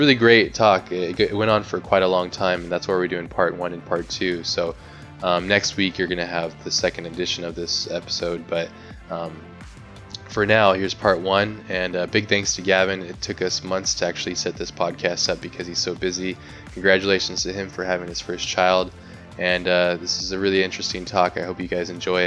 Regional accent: United States; just Americans

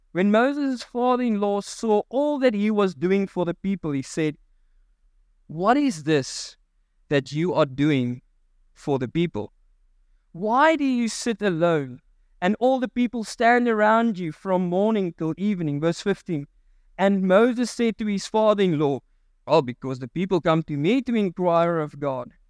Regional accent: South Africa; I'm a South African.

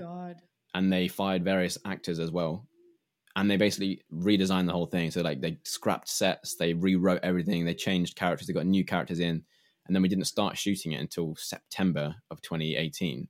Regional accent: England, United Kingdom; I grew up um, as an English person

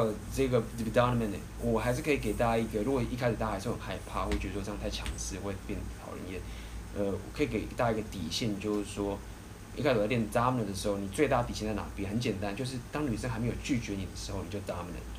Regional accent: Taiwan; 以我们台湾人的话

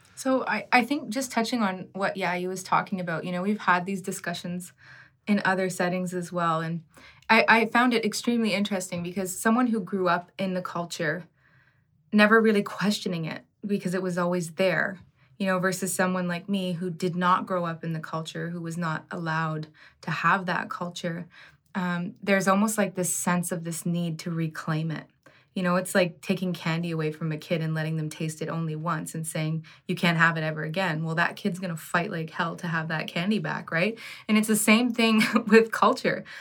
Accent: Ottawa, Ontario, Canada; growing up in Ottawa

